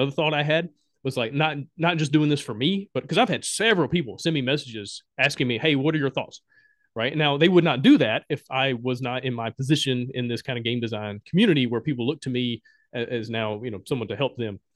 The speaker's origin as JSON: {"language": "English", "region": "Alabama", "country": "United States", "also_born_or_lived": "Honduras", "moved": "as an adult", "said": "I'm from Alabama"}